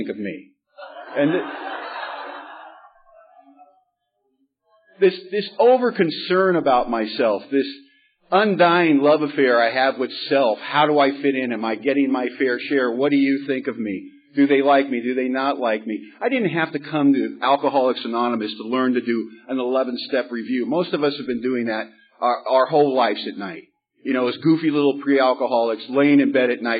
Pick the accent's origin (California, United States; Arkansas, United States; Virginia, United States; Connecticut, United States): California, United States; Los Angeles; now in Bellingham, United States; I grew up in Hollywood, California